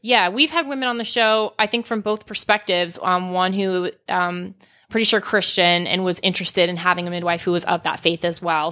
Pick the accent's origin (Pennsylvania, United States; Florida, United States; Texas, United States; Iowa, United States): Florida, United States; South; I grew up in South Florida near Fort Lauderdale, Miami